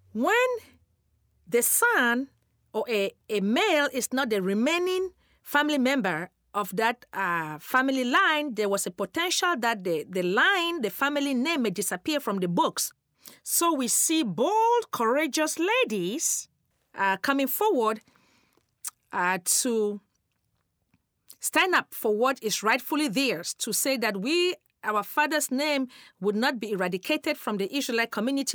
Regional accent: Cameroon; moved away; I'm originally from Cameroon, West Africa

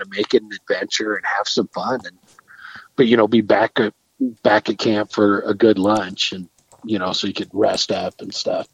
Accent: Northeast Arizona, United States; I grew up hunting deer in Northeast Arizona.

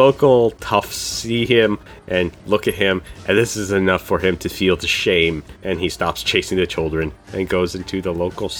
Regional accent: North Dakota, United States; born there; Born in North Dakota. Can you not hear it in my accent?

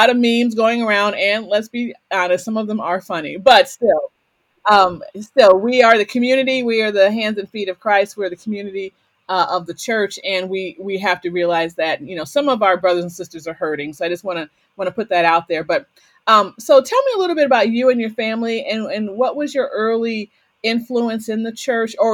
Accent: Waterbury, Connecticut, United States; So I'm from the Waterbury

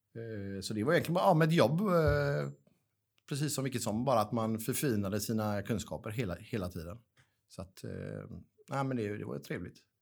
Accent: Gothenburg, Västra Götaland, Sweden; jag är born and raised i Göteborg

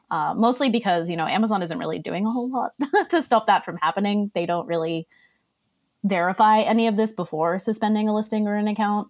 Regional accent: Australia; accent: Boston mixed with Australian; now in Boston, United States; Originally, I grew up in Australia.

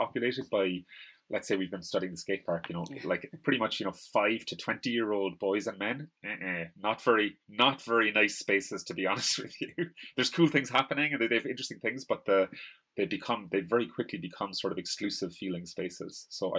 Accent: Ireland; like I'm Irish. And you can't say like Ireland is like white, you know, pasty people or whatever.

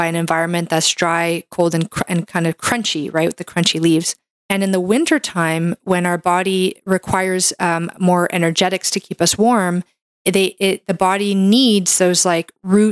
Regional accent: Canada; I'm a Canadian medical doctor

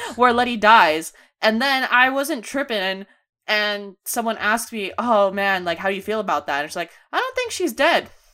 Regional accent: Bay Area, California, United States; born or raised there

